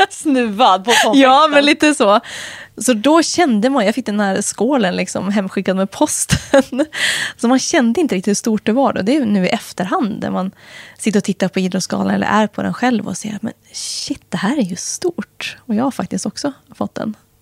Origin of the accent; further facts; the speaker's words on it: Helgum, Västernorrland County, Sweden; now in Östersund, Sweden; Jag har trivs bra hemma i Helgum naturligtvis, mina föräldrar, jag fortfarande. Det kommer alltid vara hemma, även om jag aldrig mer kommer bo där